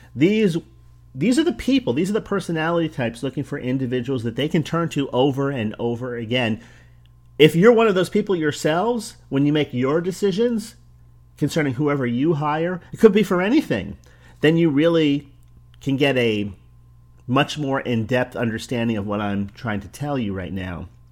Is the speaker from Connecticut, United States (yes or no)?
no; New Jersey, United States; now in Florida, United States; I'm from New Jersey, resettled in Florida